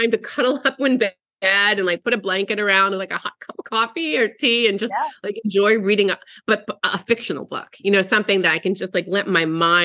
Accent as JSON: {"language": "English", "region": "East Coast", "country": "United States", "tie": "born or raised there", "also_born_or_lived": "Arizona", "moved": "as an adult", "lives_now": "California, United States", "said": "my whole life I grew up on the East Coast and I moved 30 years ago to Arizona."}